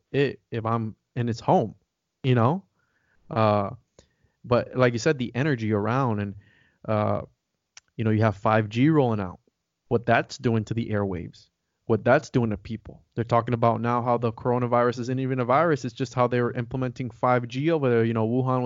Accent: Puerto Rico; moved away; I'm from Puerto Rico

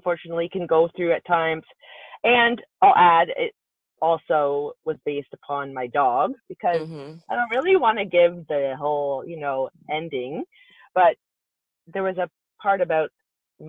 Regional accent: Canada; I'm from Canada

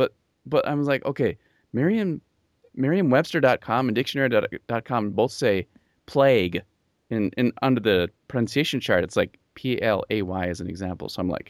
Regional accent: Bolivia; moved away; I grew up in Bolivia, and we came back.

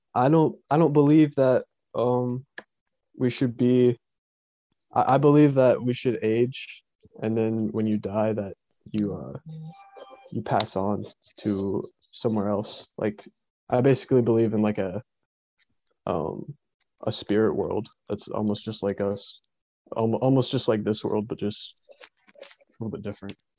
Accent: East Tennessee, United States; I grew up in East Tennessee, lived here all my life.

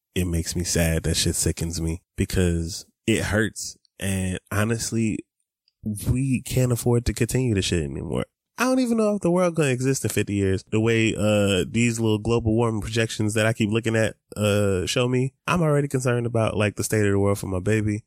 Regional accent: Atlanta, Georgia, United States; I grew up in Atlanta

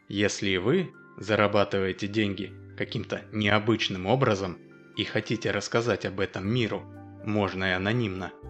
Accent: Moscow, Russia; Ну и как полагается раздражителю, конечно же, я из Москвы.

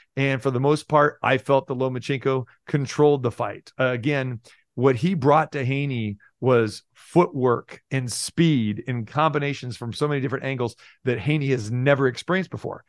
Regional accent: Sacramento, California, United States; moved away as an adult; also born or lived in Green Bay / Milwaukee; now in Las Vegas, United States; I was born and raised in Sacramento, I got my, my start in Las Vegas

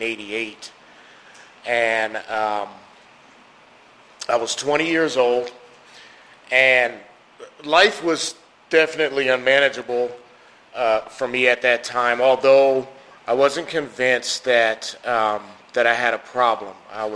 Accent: New York City, New York, United States; I'm originally from New York City. Lived a lot of places.

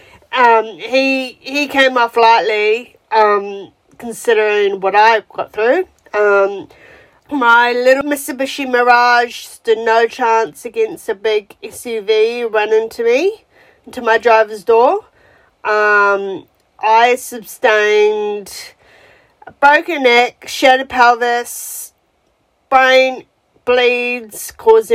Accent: New Zealand; moved away as an adult; now in Melbourne, Australia; I'm from New Zealand originally, and I've lived in Australia since 2009

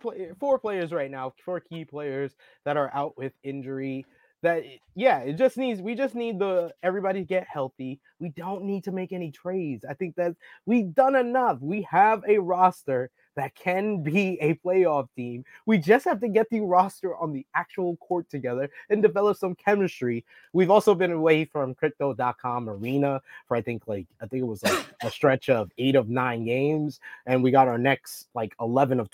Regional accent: New York City, New York, United States; I grew up in Harlem

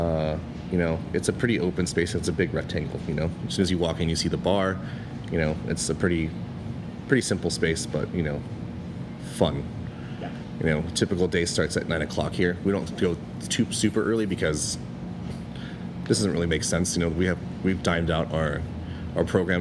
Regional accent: Huntington Beach, California, United States; moved away as an adult; now in Los Angeles, United States; I'm originally from Orange County, from a town called Huntington Beach

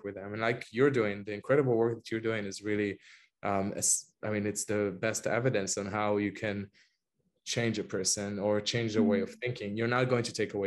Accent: Israel; moved away as an adult; now in London, United Kingdom; I was from Israel, just knew that I was Jewish

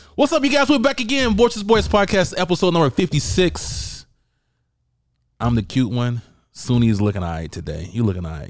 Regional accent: United States; I went against the American fighter, and I'm American

